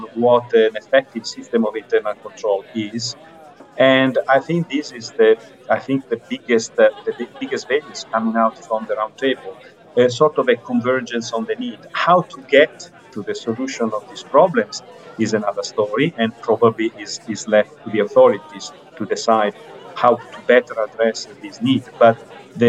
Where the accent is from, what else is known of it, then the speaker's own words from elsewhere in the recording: Italy; accent: Italian; as you can tell from my accent, I'm not only the European group, but I'm also Italian.